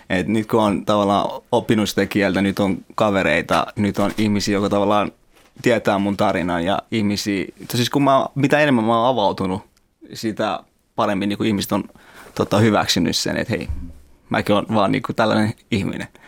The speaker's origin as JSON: {"language": "Finnish", "country": "Afghanistan", "lives_now": "Finland", "said": "kiltti on kuitenkin vaikka mä oon Afganistanista."}